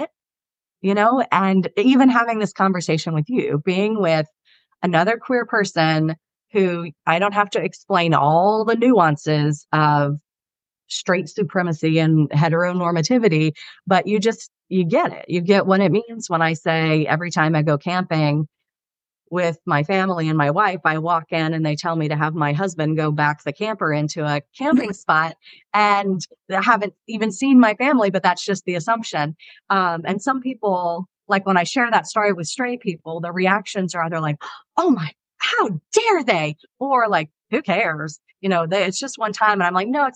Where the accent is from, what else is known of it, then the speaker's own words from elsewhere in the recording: the South, United States; I'm from the South